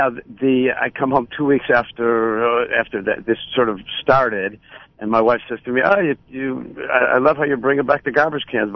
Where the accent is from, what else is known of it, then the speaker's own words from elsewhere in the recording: Buffalo, New York, United States; moved away; growing up in Buffalo